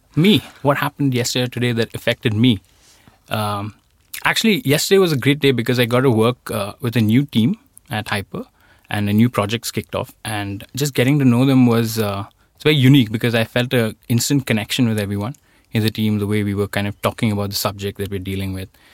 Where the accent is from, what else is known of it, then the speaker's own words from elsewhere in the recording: Delhi, India; moved away as an adult; now in Sweden; where I am from, Delhi